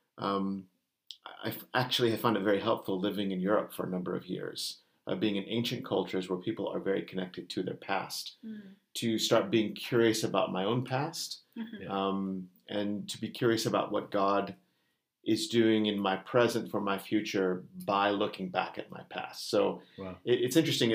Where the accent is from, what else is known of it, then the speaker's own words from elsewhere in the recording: United States; moved away as an adult; you can tell from my accent, I'm not from this island.